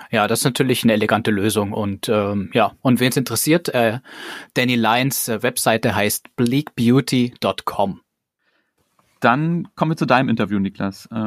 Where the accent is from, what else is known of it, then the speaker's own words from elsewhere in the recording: Germany; als Deutscher